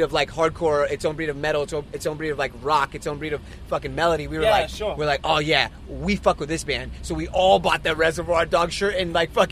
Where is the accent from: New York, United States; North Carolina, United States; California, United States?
California, United States; Inglewood; I grew up in Inglewood, California